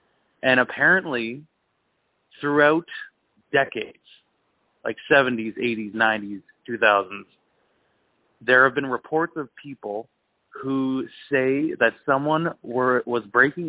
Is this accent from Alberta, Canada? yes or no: no; Toronto, Ontario, Canada; There's this old rumor in Nova Scotia. I'm from Toronto. My now wife, her whole family's from Nova Scotia.